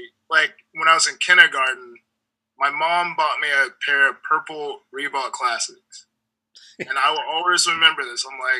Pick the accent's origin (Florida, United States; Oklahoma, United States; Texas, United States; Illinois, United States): Florida, United States; Lakeland; I was born in Lakeland, Florida, which is like 45 minutes outside of Tampa.